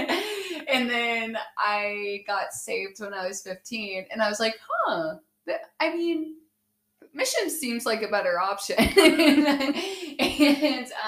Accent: Chillicothe, United States; I'm from Chillicothe

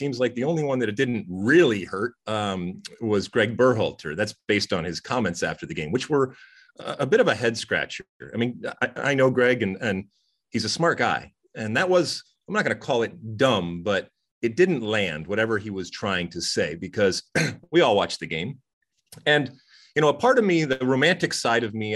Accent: United States; as an American

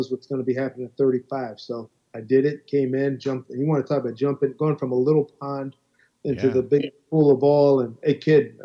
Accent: Philadelphia, Pennsylvania, United States; moved away as an adult; also born or lived in West Virginia; now in New York City, United States; I'm born and raised in Philly

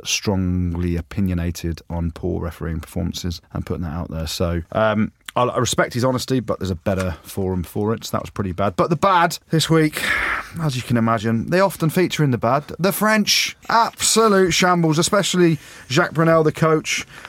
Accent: England, United Kingdom; as I'm English, as I'm an arrogant Englishman, according to Jim.

